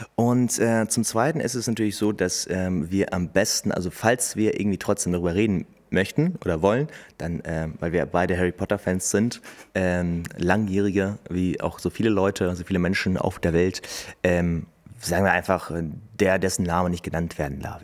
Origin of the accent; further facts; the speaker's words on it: Hameln, Lower Saxony, Germany; wo kommst du denn eigentlich her? Dann sage ich halt Hameln.